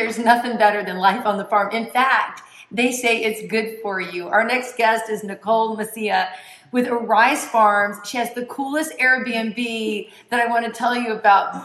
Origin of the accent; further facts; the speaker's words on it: Tampa, Florida, United States; born and raised in Tampa, Florida, third generation